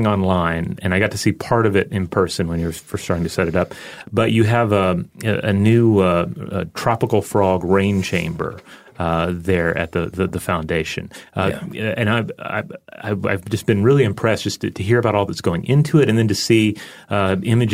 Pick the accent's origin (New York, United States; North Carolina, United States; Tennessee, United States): Tennessee, United States; Memphis; I was born in Memphis, Tennessee